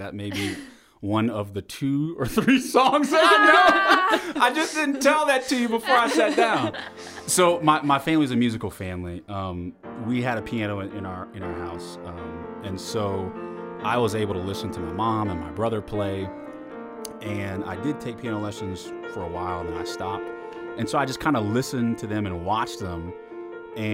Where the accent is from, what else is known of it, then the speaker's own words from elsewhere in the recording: St. Martinville, Louisiana, United States; also born or lived in Texas; Sure. So I'm originally from St. Martinville, Louisiana. That's a small town about, let's say, south-southeast of Lafayette, Louisiana.